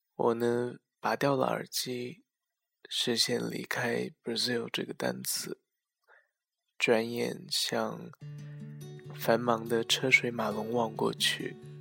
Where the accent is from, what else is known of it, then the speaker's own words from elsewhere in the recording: China; 作为一个中国人